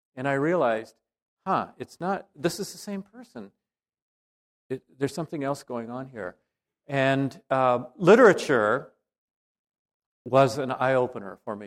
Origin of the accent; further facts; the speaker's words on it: the South, United States; I come from the South